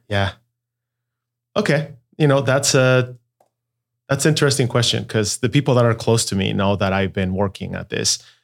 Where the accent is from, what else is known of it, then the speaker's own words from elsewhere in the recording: Mexico City, Mexico; first language Spanish; English is a second language; moved away as an adult; also born or lived in Guadalajara, Mexico; I was born in Guadalajara. Mexico. And at the age of five, moved to Mexico City. So the, the truth is I call Mexico City home.